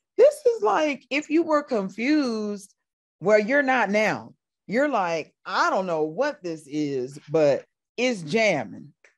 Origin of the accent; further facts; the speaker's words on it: Paoli, Indiana, United States; moved away as an adult; now in Atlanta, United States; I'm from there. I was born, I was born in Paoli.